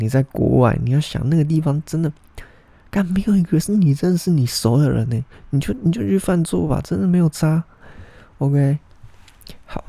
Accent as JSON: {"language": "Chinese", "country": "Taiwan", "said": "我们台湾人"}